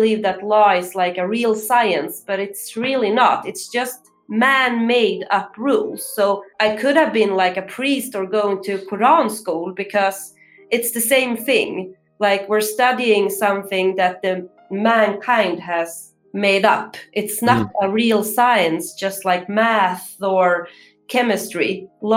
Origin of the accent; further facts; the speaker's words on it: Stockholm, Stockholm County, Sweden; I'm from Stockholm